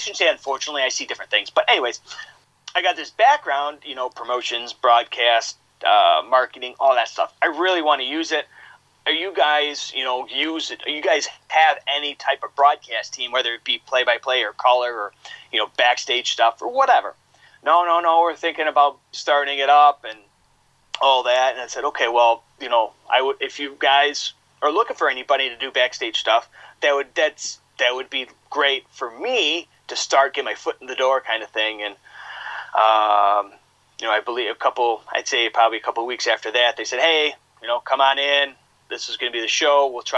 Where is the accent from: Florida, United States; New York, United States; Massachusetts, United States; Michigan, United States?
New York, United States; Buffalo; now in Rochester, United States; I grew up out in Buffalo, growing up watching wrestling in Buffalo